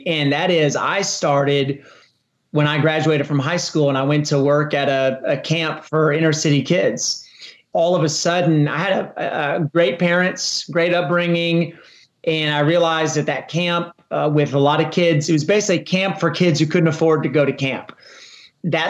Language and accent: English; Texas, United States; I started a marathon in my hometown, which has become one of the most popular marathons in the state of Texas